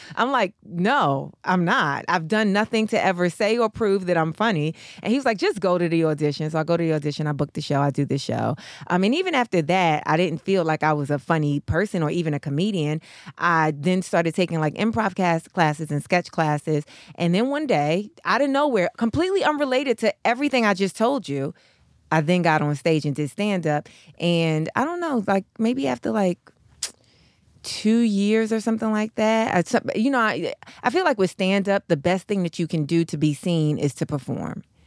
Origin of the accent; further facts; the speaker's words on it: New York, United States; now in Los Angeles, United States; I'm from New York